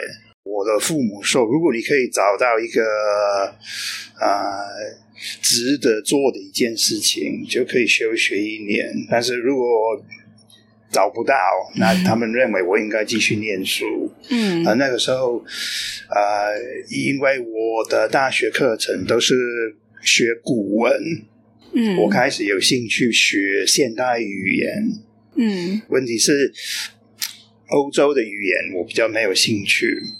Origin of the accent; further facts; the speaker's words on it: United Kingdom; Chinese is a second language; moved away as an adult; now in Tainan, Taiwan; 我是出生在英国，但是差不多啊二十九年前来台湾。啊，我从那个时候起就一直住在台南。